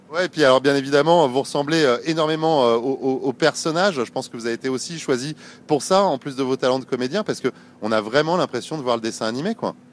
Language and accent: French; Paris, Île-de-France, France; je suis parisien, hein. je suis né à Paris